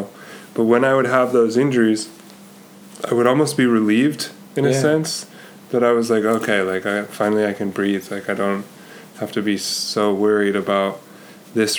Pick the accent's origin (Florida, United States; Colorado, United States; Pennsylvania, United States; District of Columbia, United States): Colorado, United States; the USA Pro Challenge, which is basically the Tour of Colorado, was starting in my hometown